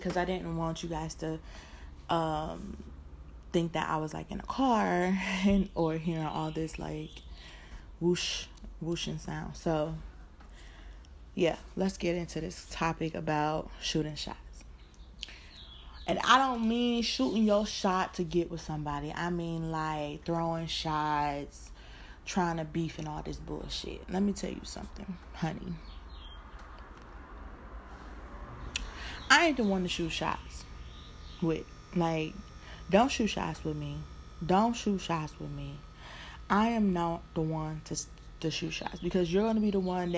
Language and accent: English; Detroit, Michigan, United States; also born or lived in California; Currently still in California, but y'all know I'm from Motown